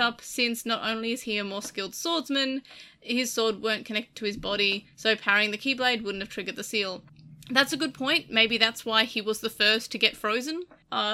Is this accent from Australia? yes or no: yes; Australia; I'm Australian